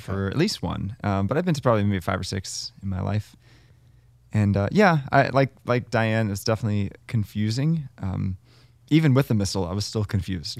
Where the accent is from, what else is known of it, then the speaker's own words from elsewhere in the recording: Baltimore, Maryland, United States; growing up in Baltimore, we had some wacky, wacky masses